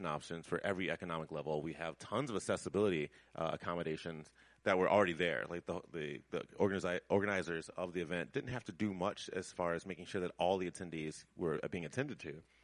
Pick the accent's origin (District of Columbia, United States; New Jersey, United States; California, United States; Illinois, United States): Illinois, United States; Chicago; moved away; I'm originally from Chicago